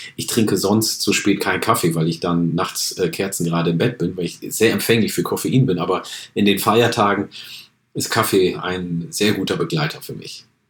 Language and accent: German; Oromia, Ethiopia; now in Germany; In meiner Heimat äh, Oromia in Äthiopien